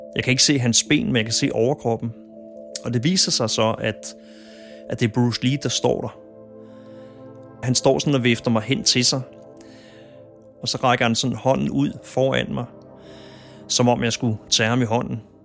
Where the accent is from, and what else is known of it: Copenhagen, Capital Region of Denmark, Denmark; born or raised there